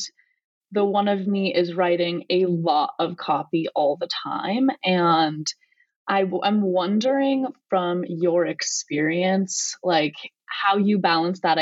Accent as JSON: {"language": "English", "region": "Colorado", "country": "United States", "said": "I'm from Colorado"}